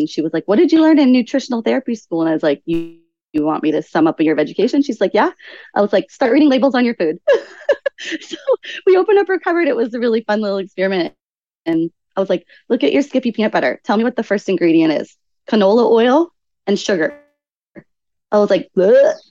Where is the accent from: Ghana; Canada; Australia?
Canada; moved away; also born or lived in Lloydminster, Canada / Assiniboia, Saskatchewan / Sylvan Lake, Alberta / Hawaii; I grew up in Canada. And then the first part of my life was in just rural towns in Canada.